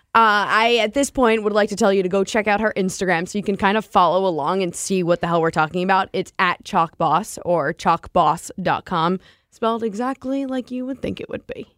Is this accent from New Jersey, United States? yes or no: yes; Hoboken, New Jersey, United States; I grew up in New Jersey, lived in the town where Cake Boss is